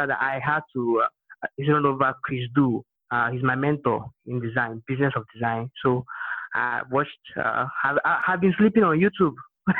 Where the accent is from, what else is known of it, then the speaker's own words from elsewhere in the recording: Imo, Nigeria; I'm from Nigeria, Imo State in Nigeria.